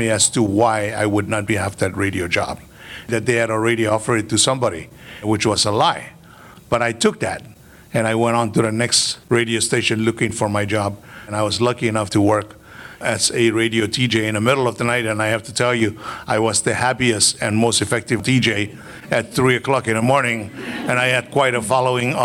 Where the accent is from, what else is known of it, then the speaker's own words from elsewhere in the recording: Mortlock Islands, Chuuk, Micronesia; now in Hawaii, United States; I am from the Mortlocks